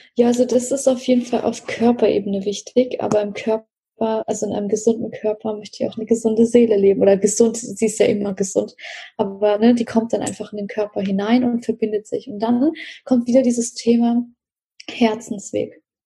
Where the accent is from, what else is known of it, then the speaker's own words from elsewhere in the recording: Russia; moved away; ich bin ja in Russland geboren